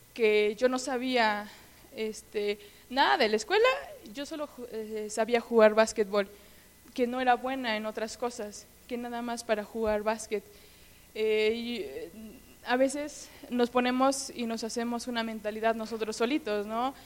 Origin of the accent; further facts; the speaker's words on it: Hermosillo, Hidalgo, Mexico; yo soy de un pueblo que se llama Hermosillo, eh, que está por Actopa, como a hora y media de aquí